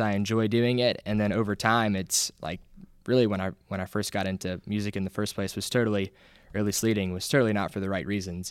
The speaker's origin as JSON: {"language": "English", "town": "Auburn", "country": "United States", "tie": "born or raised there", "said": "I'm from Auburn, was born, raised here, raised in the church"}